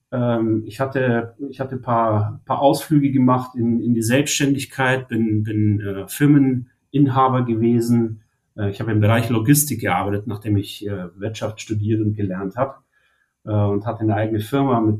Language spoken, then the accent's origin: German; Munich, Bavaria, Germany; ich ich komme ursprünglich aus München äh, und habe äh, im Prinzip super früh angefangen